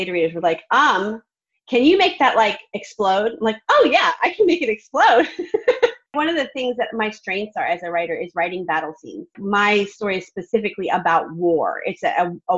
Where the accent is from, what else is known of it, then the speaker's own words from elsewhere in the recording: Vermont, United States; now in Nashville, United States; I'm from Vermont